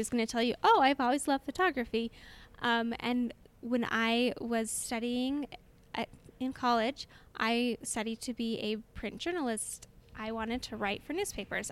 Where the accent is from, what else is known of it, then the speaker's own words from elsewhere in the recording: Orem, Utah, United States; I am from Orem, which is just next door neighbors to Provo, and born and raised in Orem